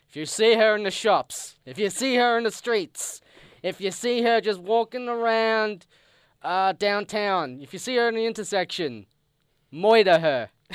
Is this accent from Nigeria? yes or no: no; Australia